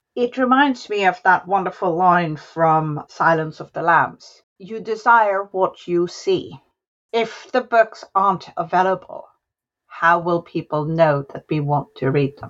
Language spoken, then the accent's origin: English; Varanasi, Uttar Pradesh, India; the family is from my hometown, from Varanasi